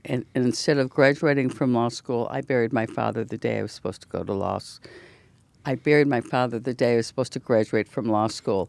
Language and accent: English; Detroit, Michigan, United States; we grew up in Detroit